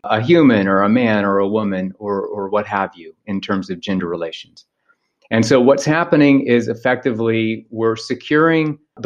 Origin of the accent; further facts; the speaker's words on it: ancestral Osage territory, Oklahoma, United States; moved away; I'm from ancestral Osage territory. So in the book, it's referred to as the American Heartland